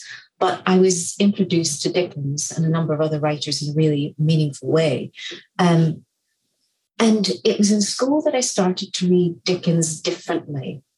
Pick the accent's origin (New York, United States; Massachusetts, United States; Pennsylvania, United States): Massachusetts, United States; Boston; accent: Scottish; also born or lived in Scotland; now in London, United Kingdom; I was actually born in Boston, Massachusetts, and I grew up in the Boston area. But you wouldn't necessarily know this from my accent, which is predominantly Scottish. I lived in Scotland for 30 years before relocating back to London 6 years ago.